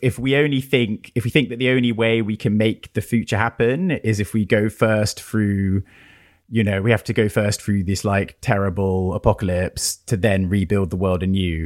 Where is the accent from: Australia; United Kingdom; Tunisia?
United Kingdom; being British